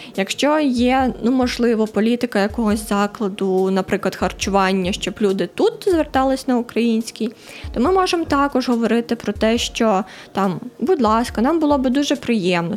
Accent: Donbas, Ukraine; now in Lviv, Ukraine; я сама з Донбасу

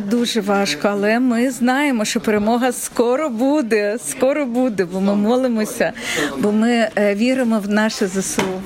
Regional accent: Kharkiv, Kharkiv Oblast, Ukraine; moved away as an adult; я також з Харкова

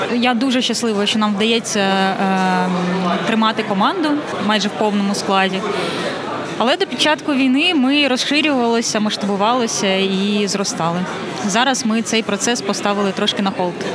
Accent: Kyiv, Ukraine; moved away as an adult; особисто я киянка, і я не уявляю себе е, в іншому місці.

